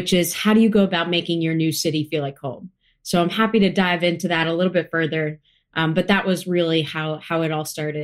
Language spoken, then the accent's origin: English; United States; I grew up about 30 minutes outside of New York City